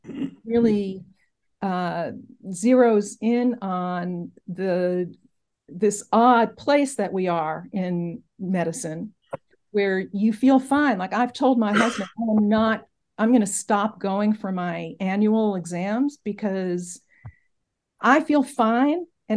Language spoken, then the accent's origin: English; Brooklyn, New York, United States; also born or lived in Berlin, Germany; So I grew up in Brooklyn, New York, in Bensonhurst, and went to college in southern Vermont, graduate school in Madison, Wisconsin.